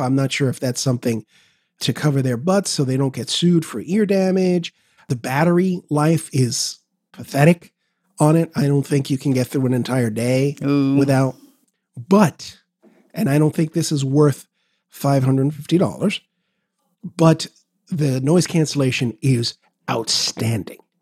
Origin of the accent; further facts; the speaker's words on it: New York City, New York, United States; I'm a New Yorker